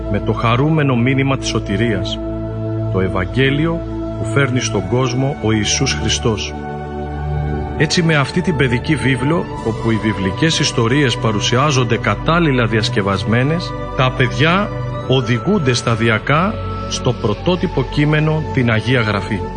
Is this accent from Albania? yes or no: yes; Albania; είμαι 20 χρονών και είμαι από την Αλβανία.